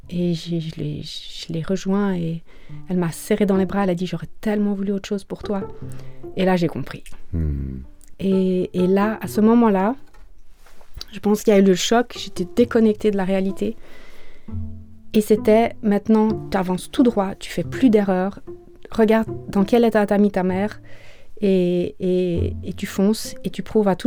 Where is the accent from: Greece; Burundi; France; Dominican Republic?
Greece; born there; Je viens d'une fratrie de quatre enfants. Je suis née en Grèce.